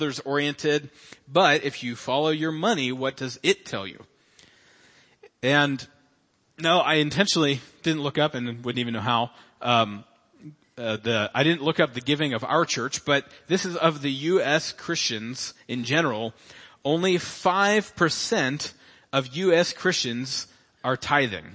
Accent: Cincinnati, Ohio, United States; I was born in Cincinnati, Ohio, September 21st, 1985

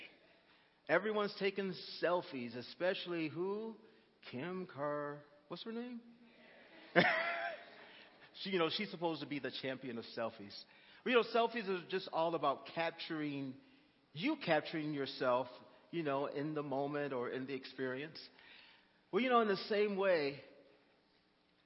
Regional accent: Texas, United States; I'm from Texas

